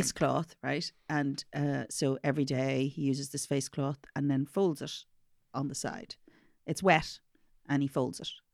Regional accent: Ireland; I'm from Ireland

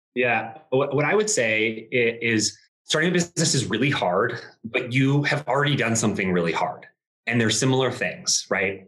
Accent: Colorado, United States; growing up in Colorado

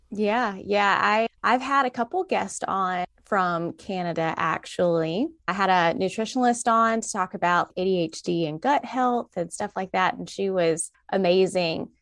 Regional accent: the South, United States; I'm from the South.

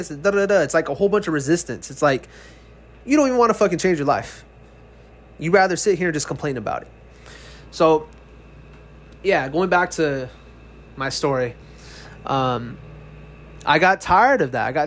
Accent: California, United States; moved away as an adult; now in Texas, United States; I was born and raised in California, but last year I moved to Texas

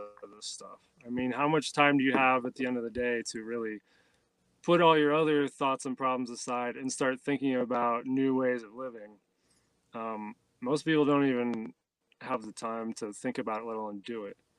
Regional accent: Ohio, United States; moved away; I grew up in Ohio, not far from where you're at, in the city

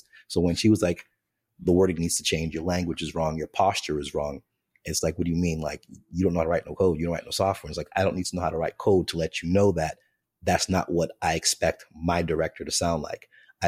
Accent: Jamaica; the day before an interview, I'm Jamaican. So the Jamaican in me is like, I'm wearing this plaid suit.

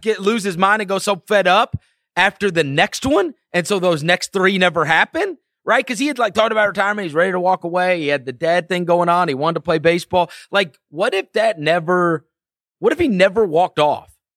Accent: St. Louis, Missouri, United States; moved away as an adult; also born or lived in New York; now in Memphis, United States; I grew up in New York, My father, uh, we moved because of his job to Saint Louis when I was in fourth grade. And then I lived in Saint Louis until I went to college

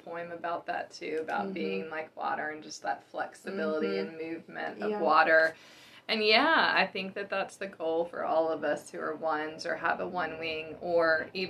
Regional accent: the South, United States; growing up in the South, there's this, like, cultural sort of expectation

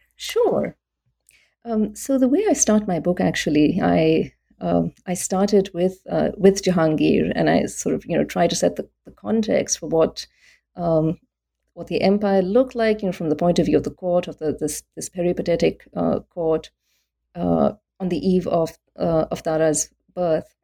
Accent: India; also born or lived in Delhi; I became interested in Islam in South Asia when I was growing up in India

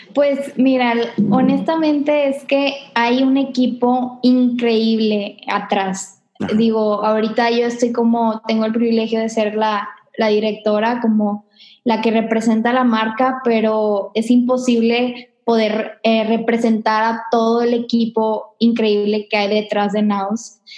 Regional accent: Monterrey, Nuevo León, Mexico; yo soy aquí de Monterrey, tengo toda mi vida acá

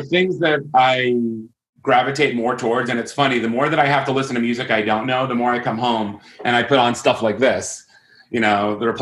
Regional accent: Long Island, New York, United States; moved away; I grew up on Long Island during the golden age

